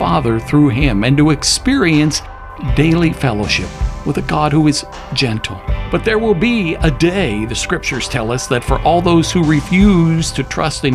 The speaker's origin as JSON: {"language": "English", "town": "Pittsburgh", "region": "Pennsylvania", "country": "United States", "tie": "born or raised there", "said": "Growing up in Pittsburgh in my junior high school"}